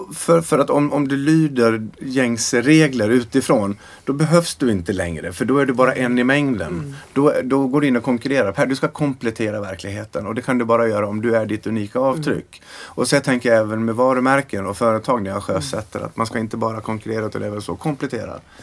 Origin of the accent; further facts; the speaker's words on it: Sweden; vi var fyra killar från Sverige